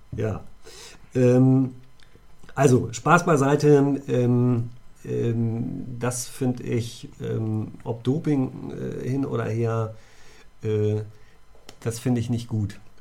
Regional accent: near Göttingen, Lower Saxony, Germany; moved away; in meiner Heimat, in der Nähe von Göttingen äh, Vorharz

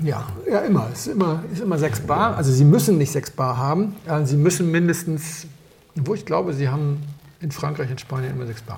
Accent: Berlin, Germany; ich bin, ich komm, bin aus Berlin

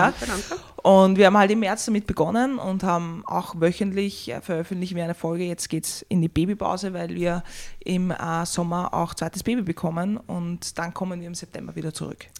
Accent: Vienna, Austria; ich bin eigentlich im dritten geboren und bin dann im sechsten aufgewachsen

